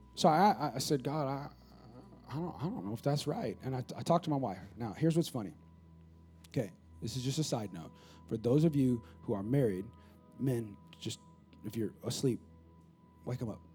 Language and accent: English; California, United States; moved away as an adult; now in San Antonio, United States; my hometown in California, which I know I'm from California